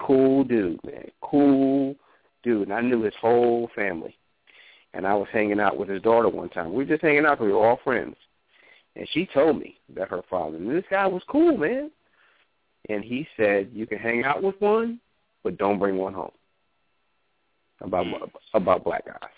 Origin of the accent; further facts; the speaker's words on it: New York, United States; Growing up in New York